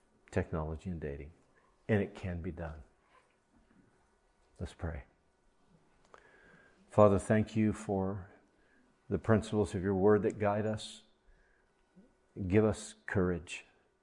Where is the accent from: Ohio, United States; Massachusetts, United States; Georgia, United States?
Ohio, United States; I grew up in Ohio